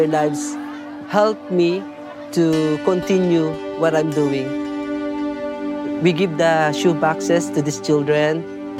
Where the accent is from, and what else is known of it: Philippines; born or raised there